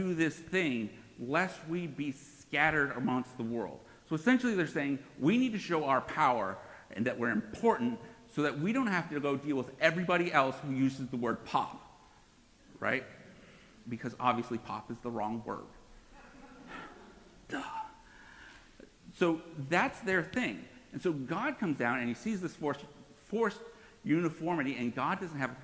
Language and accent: English; Northeast, United States; I grew up in the Northeast